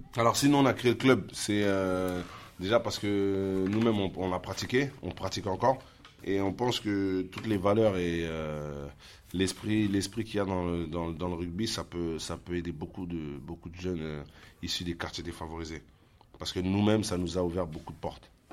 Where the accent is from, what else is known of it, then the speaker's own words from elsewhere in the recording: La Courneuve, Île-de-France, France; On est tous issus de la ville de La Courneuve